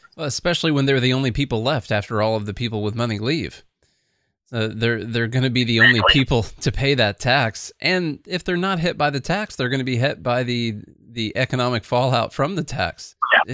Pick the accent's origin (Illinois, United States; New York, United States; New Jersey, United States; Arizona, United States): Illinois, United States; southern; moved away as an adult; We're from Illinois, but southern way southern Illinois